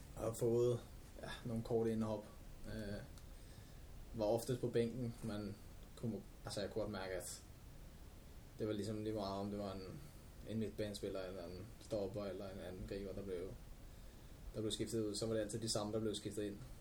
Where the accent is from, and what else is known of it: Albertslund, Capital Region of Denmark, Denmark